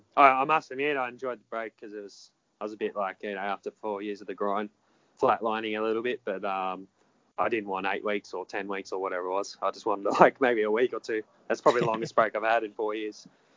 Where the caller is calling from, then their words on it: South Windsor, New South Wales, Australia; just ringing from South Windsor.